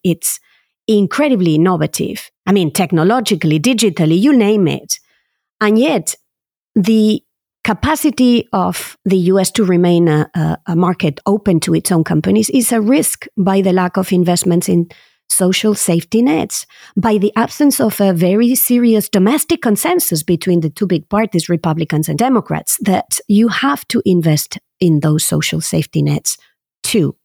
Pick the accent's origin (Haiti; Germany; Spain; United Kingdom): Spain; Basque Country; moved away as an adult; now in Paris, France; I was born in the Basque Country